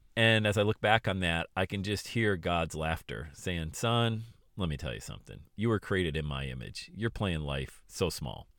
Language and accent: English; Bradford, Pennsylvania, United States; I grew up in Bradford, P, P